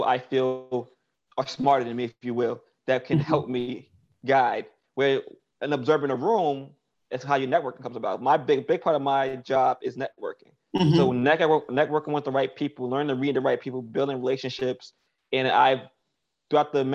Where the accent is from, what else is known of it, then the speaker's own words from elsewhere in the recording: New York City, New York, United States; I come from Best Eye, Brooklyn